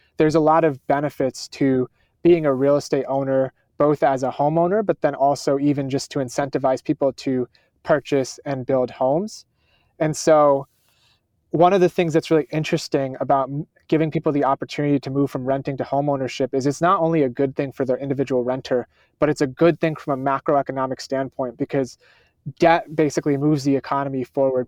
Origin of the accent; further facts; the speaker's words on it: Schenectady, New York, United States; I grew up in Schenectady, New York